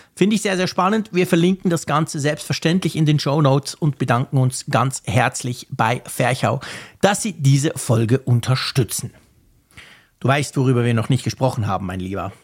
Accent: Switzerland; mich als Schweizer

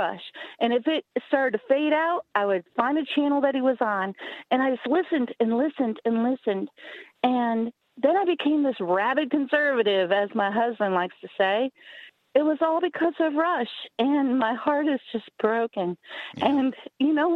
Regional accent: Sarasota, Florida, United States; moved away as an adult; also born or lived in Naples, Florida; now in Tallahassee, United States; I'm from Sarasota, but I've been in Tallahassee for about the last 25 years

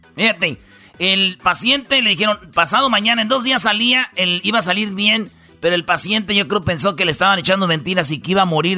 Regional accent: Jiquilpan, Michoacán, Mexico; en Jiquilpan, Michoacán, fíjate ahí donde yo nací

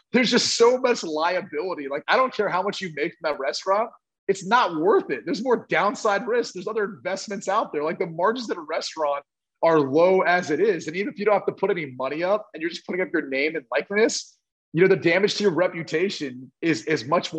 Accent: Dublin, Ohio, United States; It's in Dublin, Ohio. It's my hometown.

